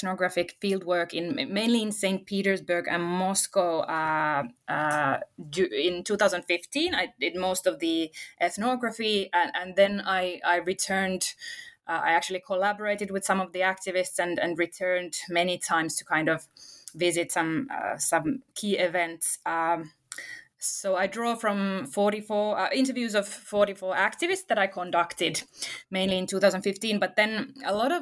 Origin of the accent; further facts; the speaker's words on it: Finland; also born or lived in Russia; I'm not from Russia. I'm from Finland, the neighboring country